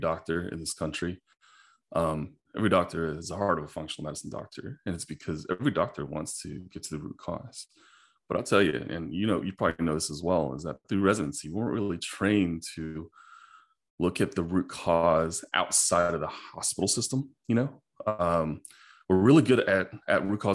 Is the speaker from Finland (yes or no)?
no; China; moved away; when I was a little kid in China, I grew up in China